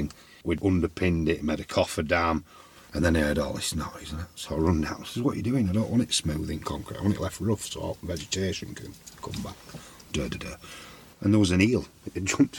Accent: Addingham, Yorkshire and the Humber, United Kingdom; also born or lived in Leeds / Ilkley / Barnoldswick; I was born in Leeds. We lived in Addingham and Ilkley, mainly Addingham.

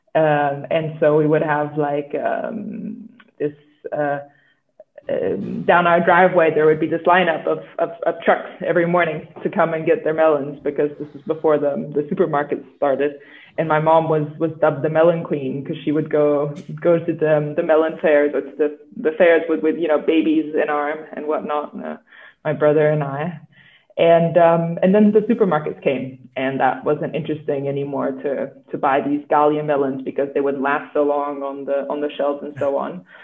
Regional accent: Vidigueira, Alentejo, Portugal; I was born in Portugal, um, in um, and I grew up here in um, in Alentejo, locally in Vidigueira, um, small small town

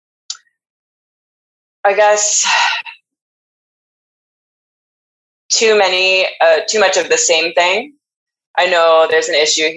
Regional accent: Vancouver, British Columbia, Canada; moved away as an adult; also born or lived in Montreal / New York; I am born and raised in East Vancouver.

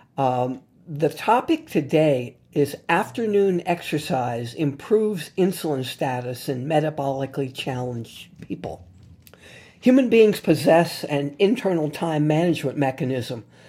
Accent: New Orleans, Louisiana, United States; my hometown here in New Orleans

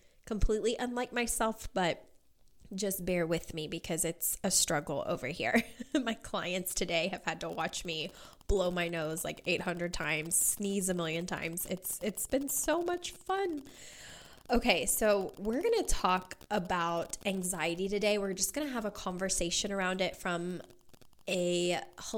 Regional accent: Kentucky, United States; moved away as an adult; now in Las Vegas, United States; I grew up, was born and raised in Kentucky, lived there my entire life up until last year

